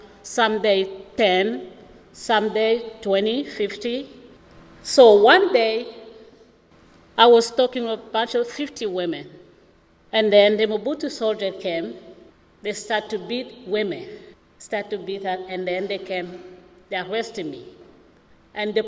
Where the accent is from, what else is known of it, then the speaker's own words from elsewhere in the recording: DR Congo; English is a second language; moved away as an adult; now in Milwaukee, United States; I'm from Democratic Republic of the Congo